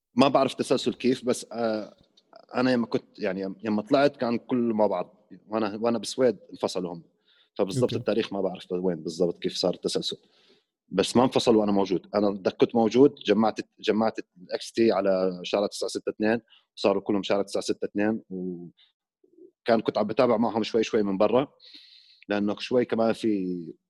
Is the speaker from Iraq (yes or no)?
yes; Iraq; moved away as an adult; also born or lived in Jordan / Sweden; now in Amman, Jordan; انا بالاصل بالاصل مو عراقي اصلي اصل سوري مولود